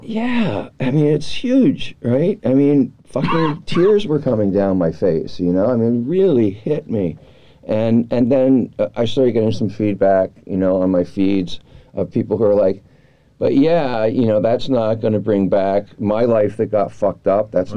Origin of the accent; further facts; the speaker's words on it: Washington, District of Columbia, United States; now in California, United States; I grew up in Washington D.C.